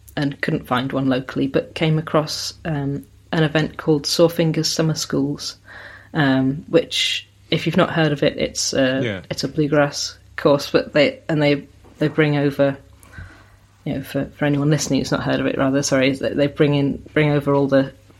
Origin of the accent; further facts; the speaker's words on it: South Devon, South West England, United Kingdom; also born or lived in Sheffield, South Yorkshire; now in Somerset, United Kingdom; I was born in Sheffield, which is in South Yorkshire, and grew up in South Devon. But living in Somerset now